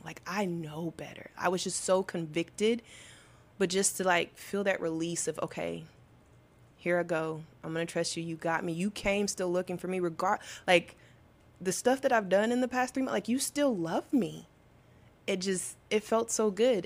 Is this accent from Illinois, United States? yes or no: no; Arkansas, United States; I'm from Arkansas, so I feel like being from the South, everyone goes to church